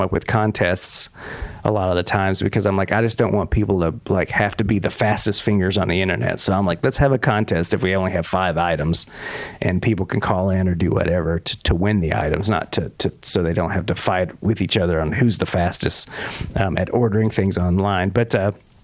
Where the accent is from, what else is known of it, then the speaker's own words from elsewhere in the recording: Texas, United States; moved away as an adult; also born or lived in New York; I'm from Texas originally. Mm-hmm. And while I was there till about 30 years old